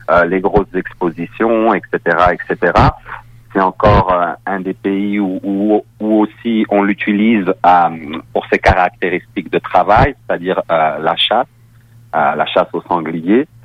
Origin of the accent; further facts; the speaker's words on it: France; accent: French; moved away as an adult; now in Quebec, Canada; Je, je viens de France. Oui, je suis arrivé il y a une quinzaine d'années au, Québec.